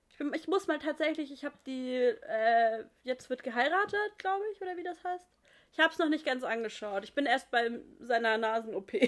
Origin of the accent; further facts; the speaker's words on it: near Pforzheim, Baden-Württemberg, Germany; aus Pforzheim, in der Nähe, wo ich herkomme